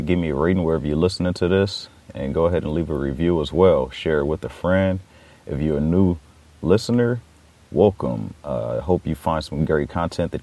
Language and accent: English; Los Angeles, California, United States; I grew up in Watts, California, which is a section in Los Angeles